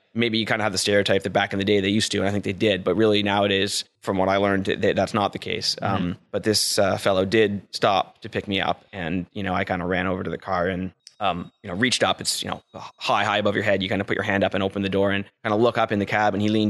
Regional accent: Ottawa, Ontario, Canada; also born or lived in Oxford, England; I was raised in the Ottawa Valley, just outside of town, out near the village of Ashton, but in the country, just surrounded by farms, what are now developments, unfortunately.

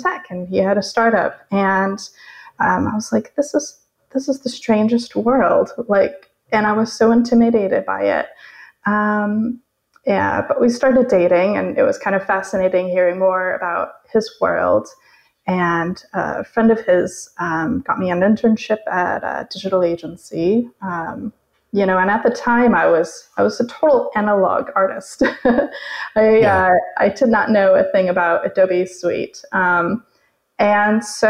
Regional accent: Arizona, United States; moved away as an adult; also born or lived in San Francisco; I grew up in Arizona, and I was going to the state university for painting and English literature.

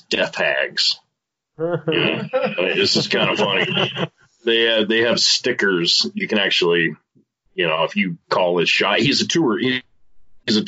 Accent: Sonora, California, United States; moved away as an adult; also born or lived in Utah; I'm from Sonora, California. I was born there and raised there and lived there until I was about 21

